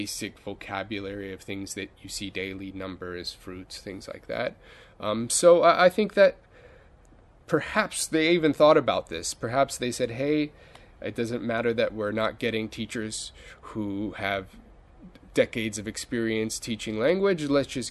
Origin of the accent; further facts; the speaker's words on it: near Los Angeles, Southern California, United States; moved away as an adult; I guess I was lucky enough to go to a really good school district in Southern California. Not inside, I was near the LA area, but not in Los Angeles itself, and in a suburb